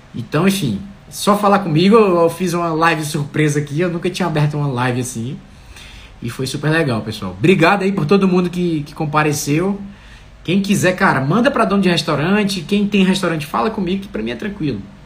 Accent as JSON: {"language": "Portuguese", "town": "Fortaleza", "region": "Ceará", "country": "Brazil", "said": "Fortaleza, que é da minha terra"}